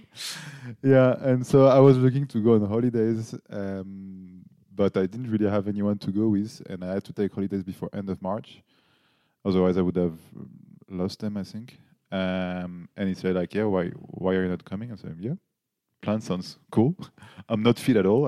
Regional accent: Paris, Île-de-France, France; English is a second language; moved away as an adult; now in Nuremberg, Germany; I'm from Paris, but I live in Nuremberg as well for now, so six, seven years.

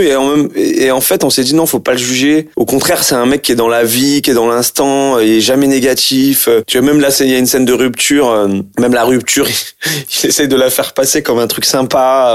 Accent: France; je suis d'origine algérienne et puis en plus j'ai grandi en France je suis né en France

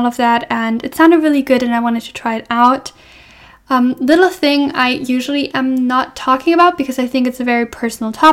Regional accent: Germany; moved away as an adult; now in Scotland, United Kingdom; I'm from Germany

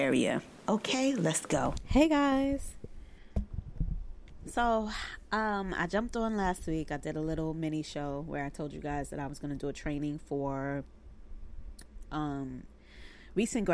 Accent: New York City, New York, United States; in private practice in my hometown of Brooklyn, New York

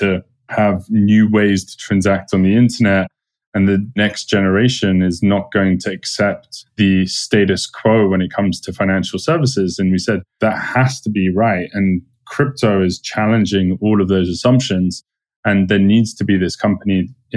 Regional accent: London, United Kingdom; moved away as an adult; now in United States; I'm from London

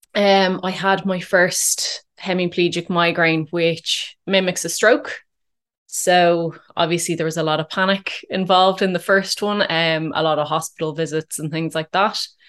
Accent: Dublin, Leinster, Ireland; also born or lived in Curracloe, Wexford; I, I grew up in, in Dublin

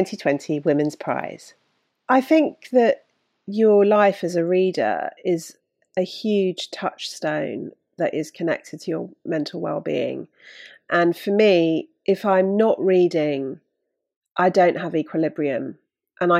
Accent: Bruton, South West England, United Kingdom; I grew up in Bruton in Somerset

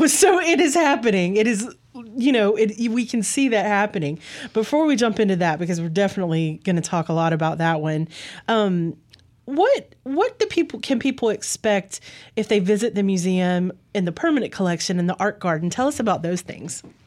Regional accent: Clinton, Mississippi, United States; I grew up here. I grew up in Clinton

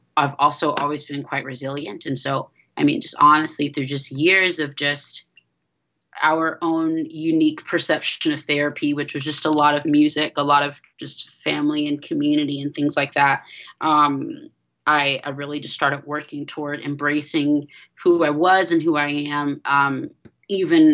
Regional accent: Georgia, United States; also born or lived in California; I grew up in Georgia

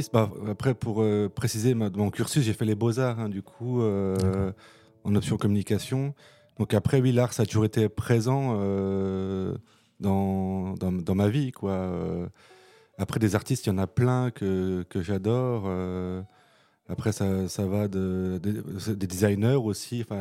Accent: Nancy, Grand Est, France; moi, je suis né à Nancy. Voilà, y a pas... J'ai vécu à Nancy, j'ai fait mes études à Nancy. Voilà, un euh, pur souche, on va dire.

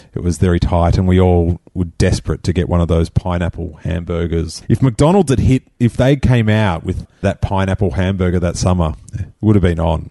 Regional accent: Rosebud, Victoria, Australia; an hour away from where I grew up in Rosebud

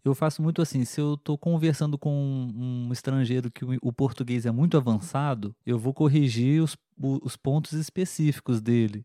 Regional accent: Brazil; Na escola, aqui no Brasil

